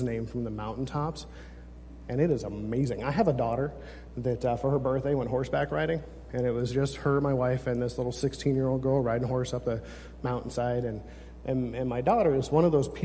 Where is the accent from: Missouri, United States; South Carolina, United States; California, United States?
California, United States; I'm from California